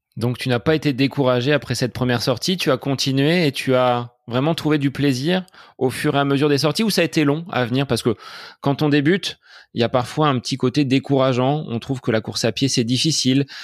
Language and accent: French; Bonneval, Centre-Val de Loire, France; dans la commune de Bonneval, mon village natal